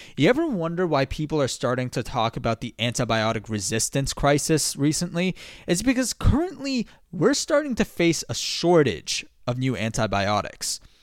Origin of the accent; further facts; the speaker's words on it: Massachusetts, United States; My home state of Massachusetts